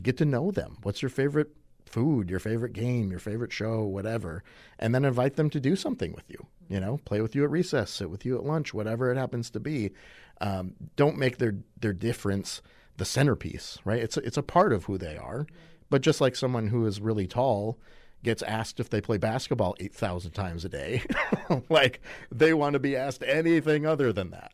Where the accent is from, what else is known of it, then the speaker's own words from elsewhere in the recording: Madison, Wisconsin, United States; I was born in Madison